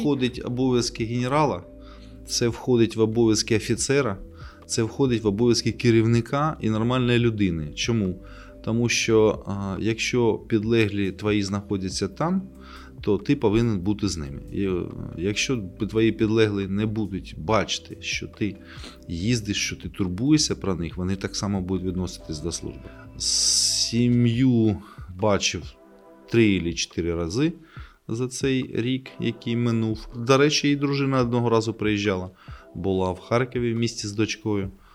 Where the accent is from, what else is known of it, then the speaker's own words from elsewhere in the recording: Kharkiv, Kharkiv Oblast, Ukraine; moved away; also born or lived in Kyiv; це моє рідне місто